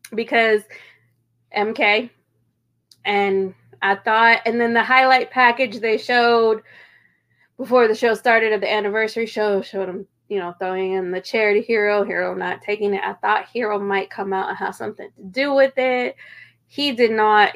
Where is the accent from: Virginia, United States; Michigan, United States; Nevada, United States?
Virginia, United States; Kilmarnock; also born or lived in Irvington, Virginia / White Stone, Virginia; I'm from Virginia